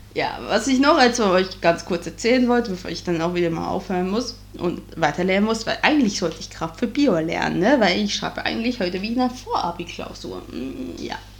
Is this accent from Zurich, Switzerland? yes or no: no; Bern, Switzerland; now in Germany; meinen alten Heimatkanton rausgesucht und das ist der Kanton Bern